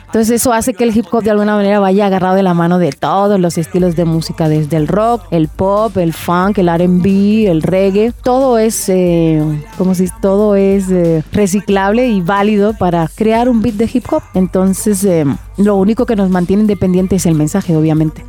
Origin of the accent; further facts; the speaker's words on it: Barcelona, Catalonia, Spain; also born or lived in Dominican Republic; soy nacida en República Dominicana, criada en España, Barcelona Barcelona concretamente